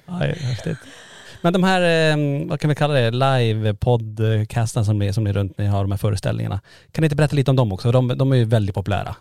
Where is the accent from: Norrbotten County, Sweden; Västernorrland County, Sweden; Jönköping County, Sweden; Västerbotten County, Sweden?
Norrbotten County, Sweden; Kiruna; vi är från Kiruna